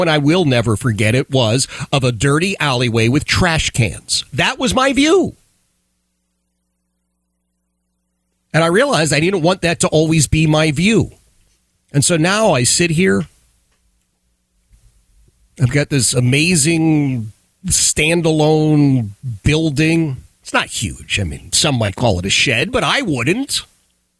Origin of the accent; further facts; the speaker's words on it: Philadelphia, Pennsylvania, United States; I grew up in Philadelphia, in the city of Philadelphia